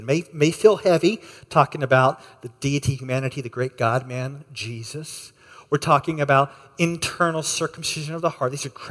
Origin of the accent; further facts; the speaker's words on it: Texas, United States; moved away; I grew up in Texas